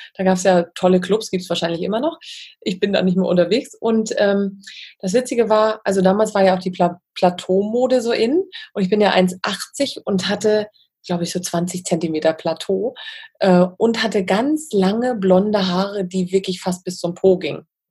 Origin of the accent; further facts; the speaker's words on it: Wismar, Mecklenburg-Vorpommern, Germany; bin ja in, in Wismar aufgewachsen